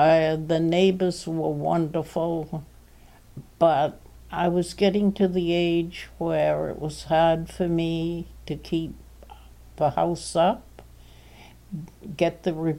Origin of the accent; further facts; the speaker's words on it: Portland, United States; born there; I was born there on April 2nd, 1921.